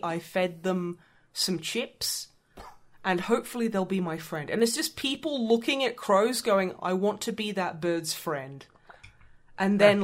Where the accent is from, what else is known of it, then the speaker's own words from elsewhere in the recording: United Kingdom; I was educated about Europe's geography in the UK